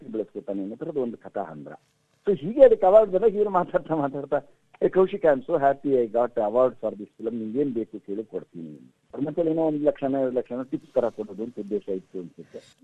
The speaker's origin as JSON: {"language": "Kannada", "town": "Mysore", "region": "Karnataka", "country": "India", "tie": "born or raised there", "moved": "yes", "lives_now": "Bangalore, India", "said": "ನಾನು ಮೈಸೂರಲ್ಲಿ ನನ್ನ ಬಾಲ್ಯದಲ್ಲಿದ್ದಾಗ"}